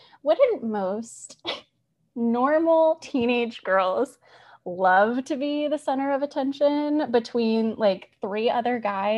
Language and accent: English; Arizona, United States; I'm so pale, which is ironic because I'm from Arizona and I'm so pale.